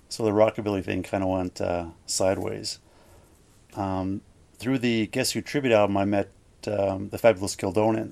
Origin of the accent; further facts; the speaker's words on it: Gimli, Manitoba, Canada; I grew up in Gimli with Jason